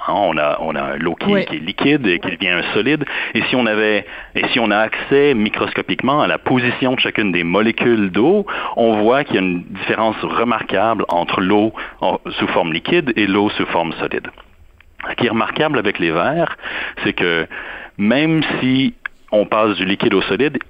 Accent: Montreal, Quebec, Canada; moved away as an adult; now in Durham, United States; depuis que j'ai quitté Montréal

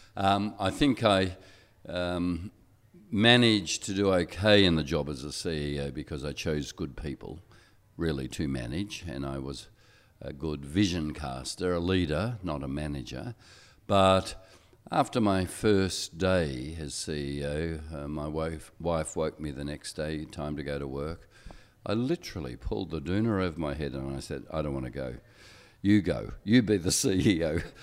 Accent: Australia; I'm Australian and my passport gives me privileges

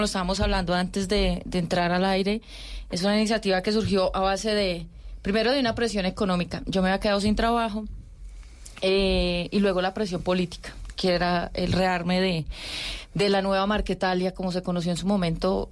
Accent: Tuluá, Valle del Cauca, Colombia; moved away as an adult; also born or lived in Caquetá; now in Bogotá, Colombia; Yo soy vallecaucana, yo soy de Tuluá Valle.

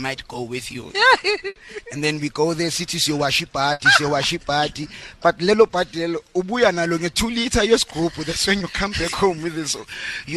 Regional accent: Johannesburg, Gauteng, South Africa; I'm from Meadowlands.

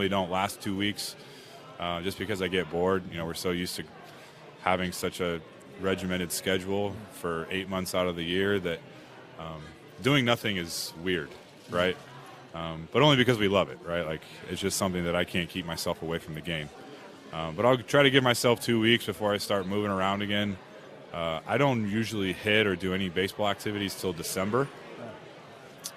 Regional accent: West Coast, United States; moved away as an adult; now in Philadelphia, United States; I grew up on the West Coast

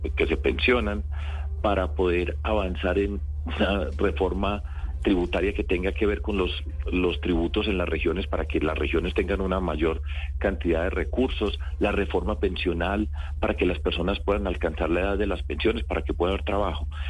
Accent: Antioquia, Colombia; Y yo vengo de Antioquia

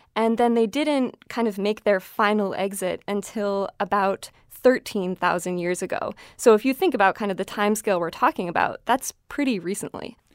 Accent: Champlain Valley, Vermont, United States; I grew up in the Champlain Valley of Vermont, kind of right up against Lake Champlain

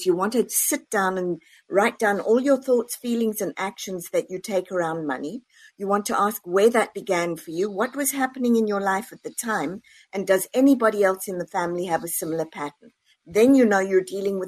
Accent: South Africa; now in United States; born and raised in South Africa, moved over to the US.

